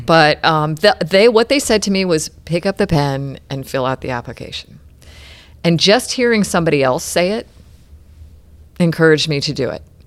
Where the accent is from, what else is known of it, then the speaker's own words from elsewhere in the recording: Clearwater, Florida, United States; also born or lived in Albany, New York / Houston, Texas / Saint Petersburg, Florida; I grew up in Clearwater, and now we're back just down the road in Saint Petersburg